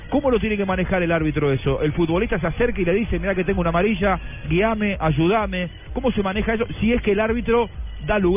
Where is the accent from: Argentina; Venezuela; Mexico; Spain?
Argentina; yo soy argentino